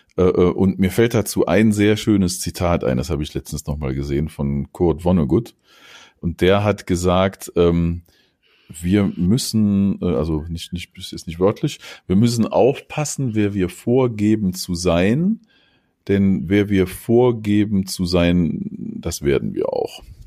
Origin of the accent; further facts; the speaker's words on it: North Rhine-Westphalia, Germany; mein Vater, der kommt aus der Ecke hier, wo ich aufgewachsen bin, da im Rheinland, äh, in der Nähe der holländischen Grenze